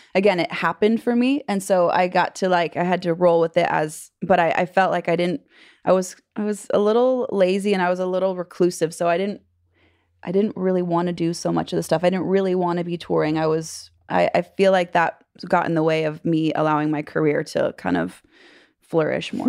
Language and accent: English; California, United States; moved away as an adult; now in Nashville, United States; I grew up in California